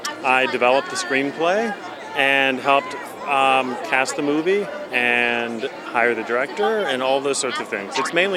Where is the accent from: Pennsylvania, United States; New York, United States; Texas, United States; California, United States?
Texas, United States; Wichita Falls; I'm from Wichita Falls, Texas, which is the heart of Comanche territory and around where the movie is set.